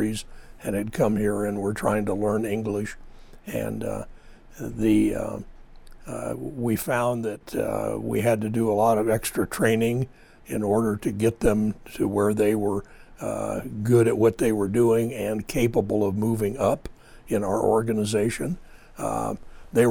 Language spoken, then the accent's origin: English; Lindsay, California, United States; Down in the valley between Fresno and Bakersfield, Lindsay, California